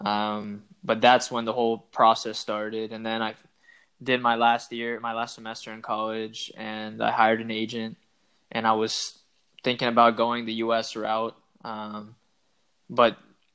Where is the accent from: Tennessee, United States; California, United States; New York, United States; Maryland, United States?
Maryland, United States; moved away as an adult; now in Israel; I'm originally from Maryland in the United States.